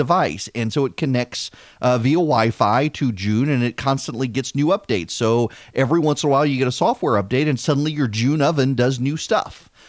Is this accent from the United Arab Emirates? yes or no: yes; Dubai, United Arab Emirates; Seriously, we grew up in Dubai and we would travel abroad, and my mother would keep Heinz ketchup in her purse.